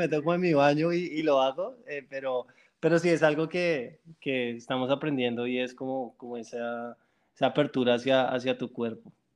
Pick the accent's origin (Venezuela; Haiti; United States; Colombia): Colombia; moved away as an adult; now in Canada; como colombiano